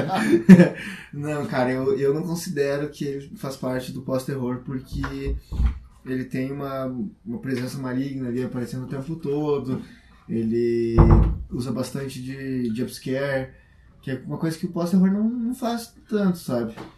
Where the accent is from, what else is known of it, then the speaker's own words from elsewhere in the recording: Brazil; a gente é brasileiro